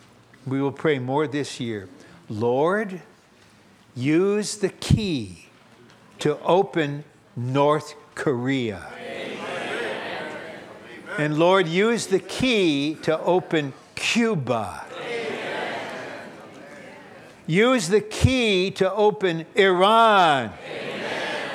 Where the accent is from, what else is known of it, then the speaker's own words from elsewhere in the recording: Kazakhstan; moved away; I was born in Kazakhstan, I'm a Russian